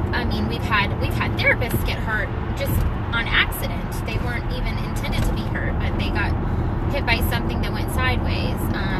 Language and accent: English; West Coast, United States; I come from the West Coast, and I know, I lived in San Diego.